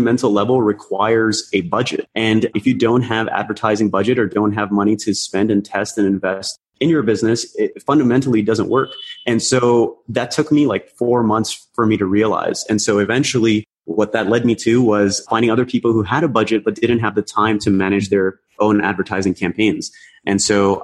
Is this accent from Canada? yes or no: yes; Toronto, Ontario, Canada; also born or lived in Karachi, Pakistan; I came to Canada, specifically in Toronto, when I was 7